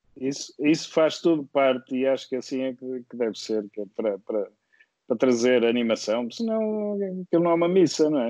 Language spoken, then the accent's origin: Portuguese; Viseu, Centro, Portugal; moved away as an adult; now in Porto, Portugal; eu sou de Viseu e, e vim para o Porto estudar